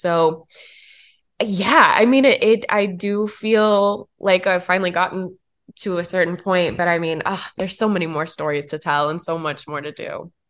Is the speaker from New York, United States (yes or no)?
no; Tennessee, United States; moved away; also born or lived in Atlanta; A small town in Tennessee